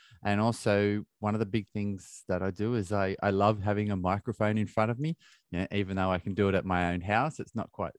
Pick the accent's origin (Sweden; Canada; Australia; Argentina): Australia; now in London, United Kingdom; I have a very close relationship with my parents, who live on the other side of the world in Australia, and I'm in London. That's where I grew up in Australia